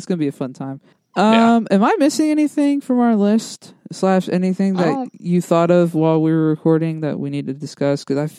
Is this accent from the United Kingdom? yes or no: no; Dallas, Texas, United States; Like, obviously I'm from Dallas, Fort Worth.